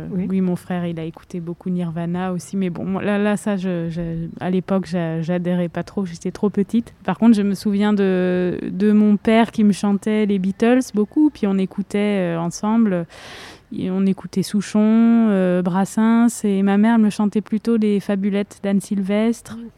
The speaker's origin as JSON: {"language": "French", "town": "Nancy", "region": "Grand Est", "country": "France", "tie": "born or raised there", "also_born_or_lived": "Vosges", "said": "je suis née à Nancy"}